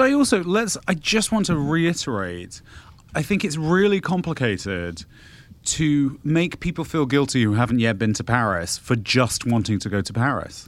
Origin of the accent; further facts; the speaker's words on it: United Kingdom; I'm the British person here